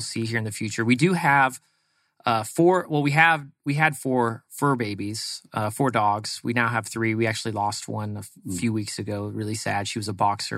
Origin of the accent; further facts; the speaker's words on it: East Bay, San Francisco Bay Area, California, United States; moved away as an adult; now in Arizona, United States; Grew up in the East Bay of San Francisco, which is out kind of uh, like Livermore, Dublin area